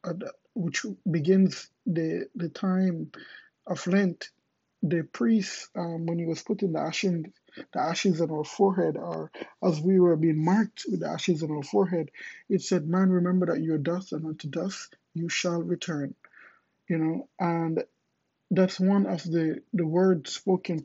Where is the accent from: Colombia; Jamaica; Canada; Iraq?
Jamaica; moved away as an adult; also born or lived in Kingston, Jamaica; now in Miami, United States; I'm originally from Jamaica